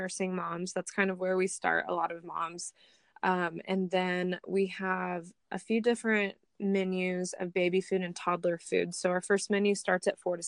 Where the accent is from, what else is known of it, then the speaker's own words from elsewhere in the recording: Franklin, Indiana, United States; I've been in Indiana my whole life